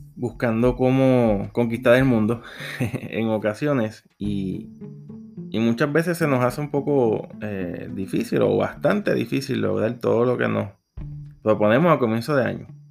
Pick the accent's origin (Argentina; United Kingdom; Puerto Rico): Puerto Rico; Soy de Puerto Rico